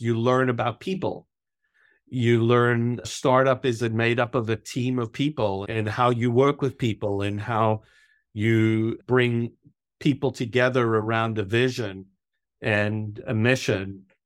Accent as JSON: {"language": "English", "country": "South Africa", "tie": "born or raised there", "also_born_or_lived": "New York", "moved": "as an adult", "said": "I was born in South Africa. I grew up through high school in South Africa"}